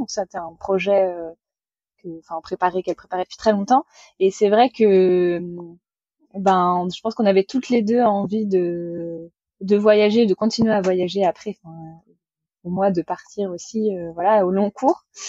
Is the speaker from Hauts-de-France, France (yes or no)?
no; Vendée, Pays de la Loire, France; je suis originaire de Vendée, donc euh, dans l'ouest de la France